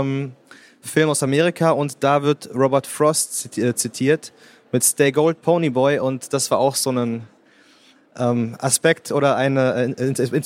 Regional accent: Bielefeld, North Rhine-Westphalia, Germany; Also ich bin in Bielefeld aufgewachsen, äh, zur Schule gegangen und habe bis zum äh, Bachelor oder bis zum Ende des Bachelorstudiums da gewohnt.

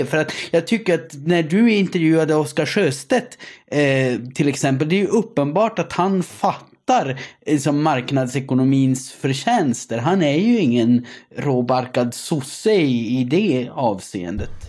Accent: Gällivare, Norrbotten County, Sweden; Jag kommer ju från Gällivare, Sveriges amygdala.

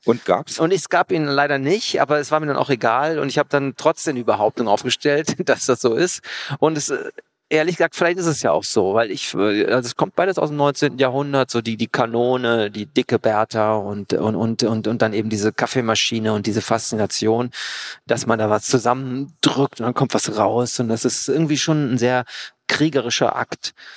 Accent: Cologne, North Rhine-Westphalia, Germany; aus Köln, wo ich herkomme

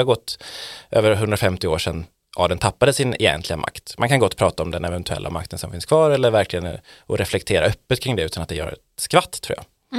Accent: Borås, Västra Götaland, Sweden; also born or lived in Gothenburg; now in Stockholm, Sweden; jag är från Borås.

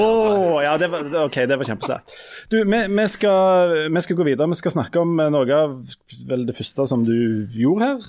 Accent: Jæren, Rogaland, Norway; Vi fra Jæren

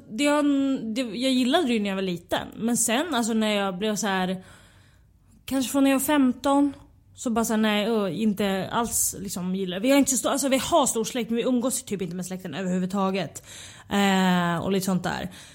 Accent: Västerås, Västmanland, Sweden; moved away; Jag är från Västerås

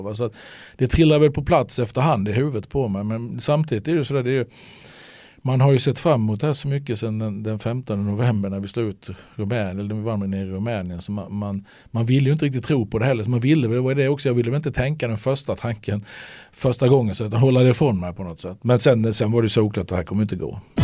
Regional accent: Halmstad, Halland County, Sweden; born or raised there

